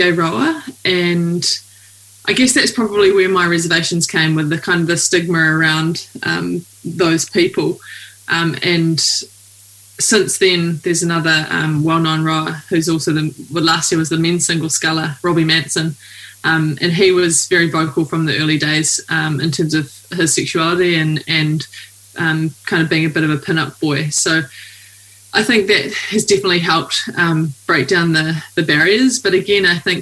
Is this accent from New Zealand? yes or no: yes; New Zealand; I'm a rower from New Zealand.